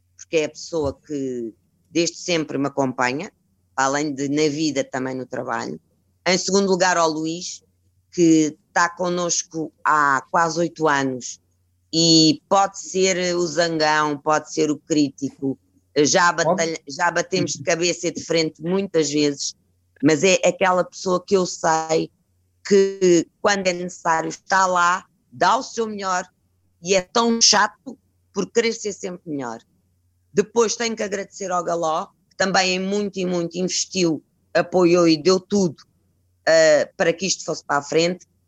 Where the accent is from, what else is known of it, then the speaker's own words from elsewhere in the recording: Cascais, Lisbon, Portugal; como somos de Cascais